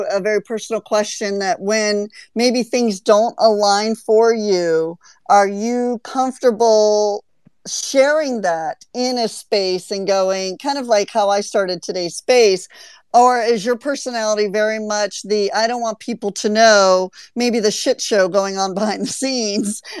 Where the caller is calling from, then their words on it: Amsterdam, North Holland, Netherlands; Uh, yes, I'm tuning in from Amsterdam, Netherlands.